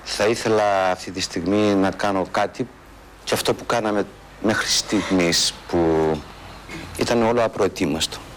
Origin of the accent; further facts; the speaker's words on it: Nikaia, Attica, Greece; also born or lived in Lemonadika, Piraeus; Εγώ είμαι από την κοκκινιά και έχω μεγαλώσει με στα λεμονάδικα.